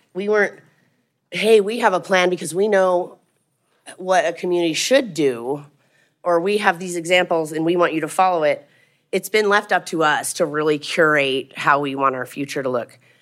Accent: Craig, Colorado, United States; also born or lived in Hayden, Colorado; growing up in Craig in the Yampa Valley

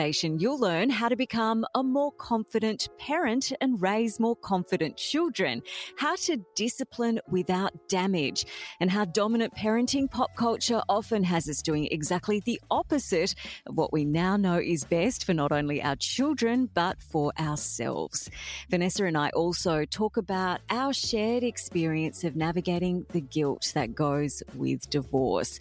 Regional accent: Brisbane, Queensland, Australia; You knew I was from Australia, but you didn't know I was from Brisbane.

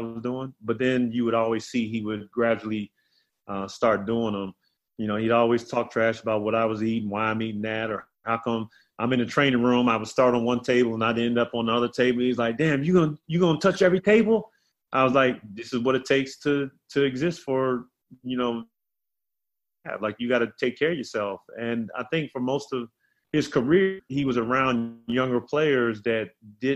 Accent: South Carolina, United States; he was always like my young brother growing up in South Carolina.

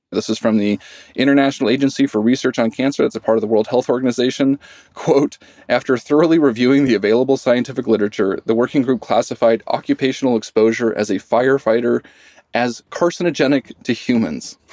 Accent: Idaho, United States; moved away as an adult; I grew up in Idaho

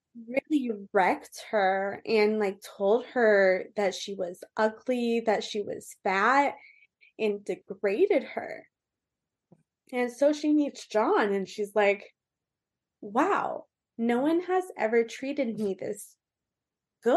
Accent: Orange County, California, United States; also born or lived in Austin, Texas / Colorado / Las Vegas; I am from Orange County, California. I was raised really kind of everywhere in Orange County

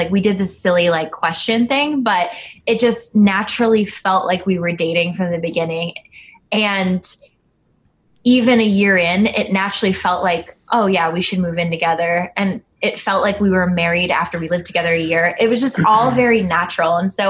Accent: Philippines; I'm Filipino. I have short, stubby lashes.

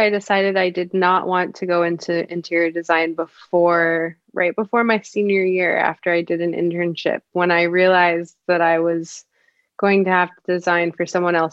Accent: Connecticut, United States; moved away as an adult; also born or lived in Ohio; now in Los Angeles, United States; I am from Connecticut.

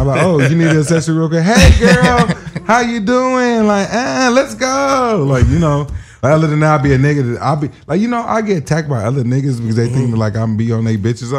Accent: Cincinnati, Ohio, United States; I'm from Cincinnati, Ohio.

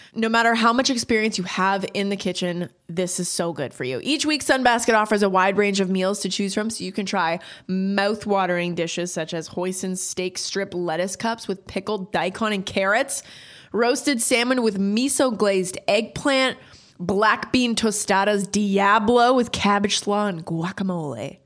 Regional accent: Canada; now in United States; growing up in Canada and then moving to the States

